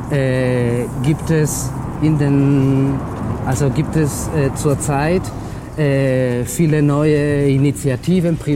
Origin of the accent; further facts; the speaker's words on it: Extremadura, Spain; Ich komme eigentlich aus Extremadura.